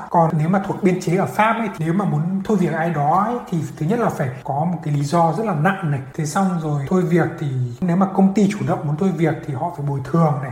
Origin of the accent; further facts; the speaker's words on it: Vietnam; moved away as an adult; also born or lived in France / Paris; now in Canada; em sinh ra lớn lên ở Việt Nam